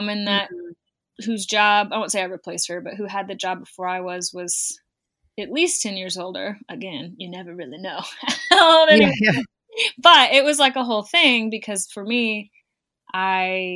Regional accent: St. Louis, Missouri, United States; being from St. Louis, Missouri, outside of being a Midwestern

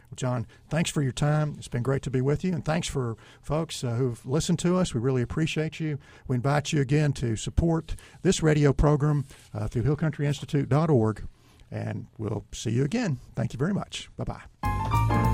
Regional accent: East Texas, United States; I'm from East Texas

